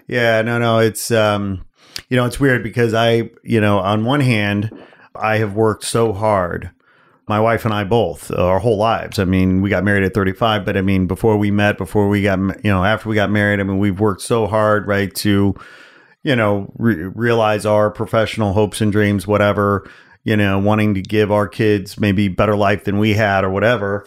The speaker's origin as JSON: {"language": "English", "area": "outside Chicago", "region": "Illinois", "country": "United States", "tie": "born or raised there", "moved": "yes", "lives_now": "Los Angeles, United States", "said": "I grew up outside Chicago."}